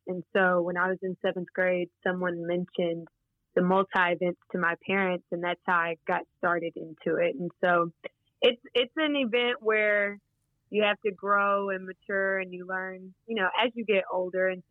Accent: Wichita Falls, Texas, United States; moved away as an adult; also born or lived in Arkansas; I grew up in Wichita Falls, Texas

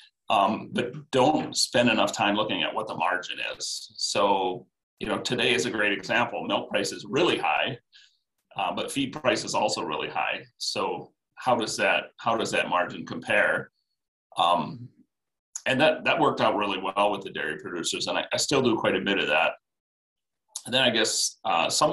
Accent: Iowa, United States; I grew up in Iowa on a feedlot

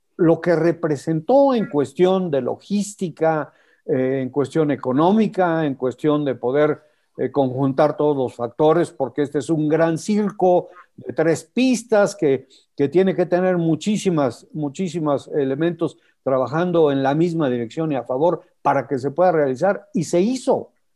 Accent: Mexico

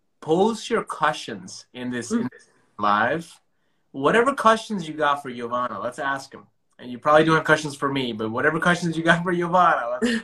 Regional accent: India; I'm Indian, and it's being Indian.

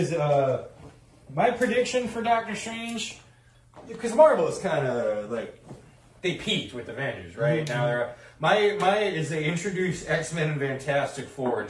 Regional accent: Brooklyn, New York, United States; I'm from Brooklyn.

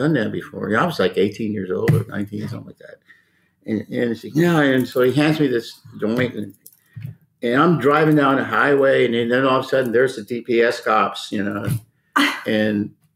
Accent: San Antonio, Texas, United States; I grew up in San Antonio

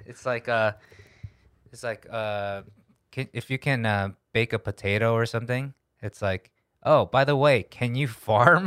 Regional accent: United States; moved away as an adult; also born or lived in Korea; now in South Korea; as an American, I'm a little bit detached being in Korea for almost ten years now

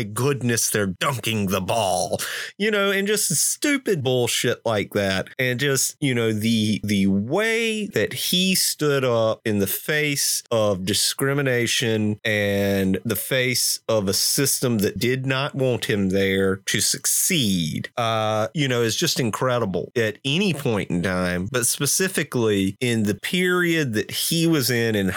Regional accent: Denmark, South Carolina, United States; in Denmark, South Carolina. No, in my hometown of 2,000 people

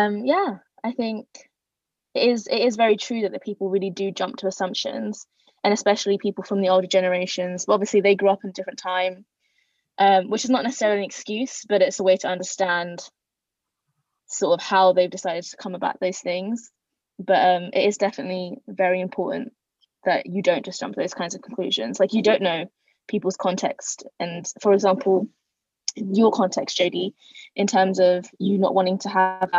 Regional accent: London, United Kingdom; I'm Bengali and, you know, 100% but born and bred in London

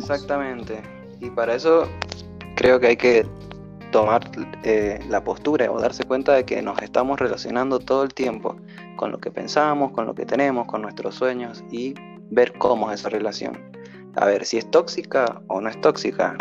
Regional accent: Mendoza, Argentina; de Mendoza, Argentina

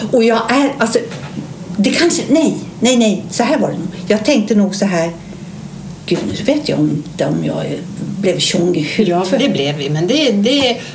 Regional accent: Dalarna County, Sweden; now in Stockholm, Sweden; är 65 år, bor också i Stockholm, har mitt ursprung från Dalarna

